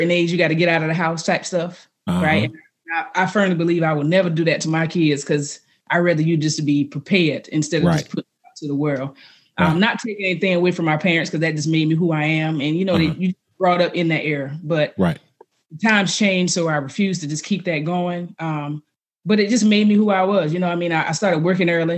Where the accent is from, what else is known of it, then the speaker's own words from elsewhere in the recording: South Carolina, United States; also born or lived in Langley, Virginia; now in Arizona, United States; Originally, South Carolina. Small town, something where Shaw Air Force Base is